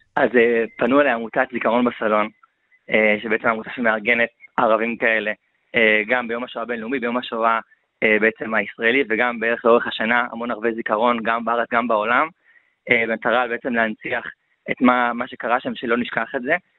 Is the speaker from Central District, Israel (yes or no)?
yes; Matan, Central District, Israel; אני במקור מהיישוב מתן עד כפר סבא